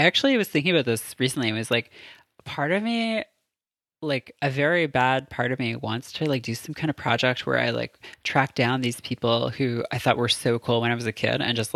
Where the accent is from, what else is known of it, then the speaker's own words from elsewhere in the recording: Canada; as a Canadian